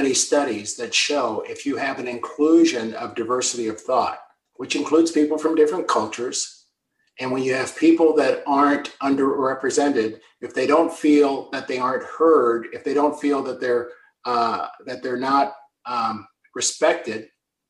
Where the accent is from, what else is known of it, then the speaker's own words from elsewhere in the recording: United States; now in Canada; I'm an American by birth and a Canadian by choice